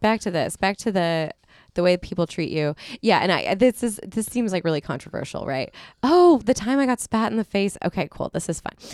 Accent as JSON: {"language": "English", "area": "two hours from Redlands", "region": "California", "country": "United States", "tie": "born or raised there", "also_born_or_lived": "Seattle", "moved": "yes", "lives_now": "Los Angeles, United States"}